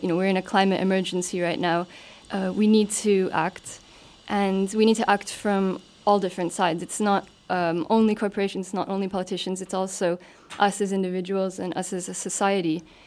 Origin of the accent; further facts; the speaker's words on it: Canada; moved away as an adult; now in Luxembourg; I'm originally from Canada